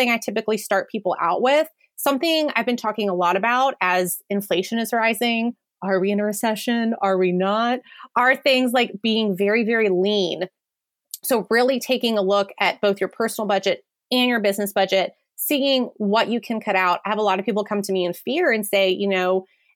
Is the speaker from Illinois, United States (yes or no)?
no; New Orleans, Louisiana, United States; my hometown of New Orleans